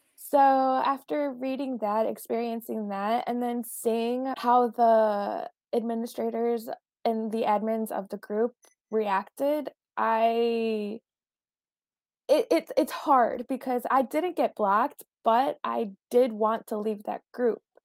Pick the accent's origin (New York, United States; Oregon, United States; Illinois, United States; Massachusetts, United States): Illinois, United States; Chicago; moved away as an adult; now in Paris, France; I'm from Chicago, I'm Mexican American, and I've been living in Paris for about two years now